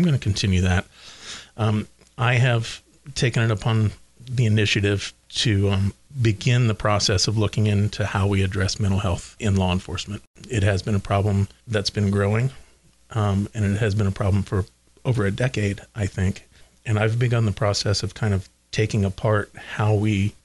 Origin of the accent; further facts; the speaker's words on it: Oldenburg, Indiana, United States; I was raised in Oldenburg, went to Batesville High School